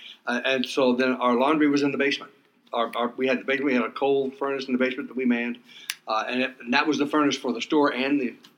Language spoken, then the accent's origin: English; St. Louis, Missouri, United States; now in Indiana, United States; I was born in St. Louis, Missouri.